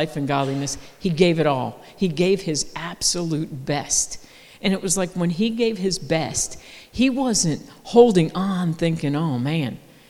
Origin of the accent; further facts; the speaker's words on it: United States; We're from America